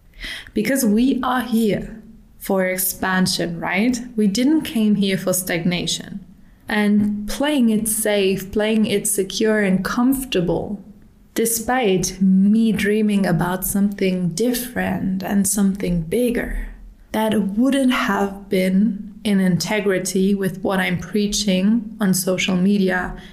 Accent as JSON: {"language": "English", "country": "Germany", "second_language": "English", "moved": "yes", "lives_now": "Dubai, United Arab Emirates", "said": "In 2022, I emigrated from Germany to Dubai. And in Dubai, everyone is speaking English, and I'm a pretty fluent speaker."}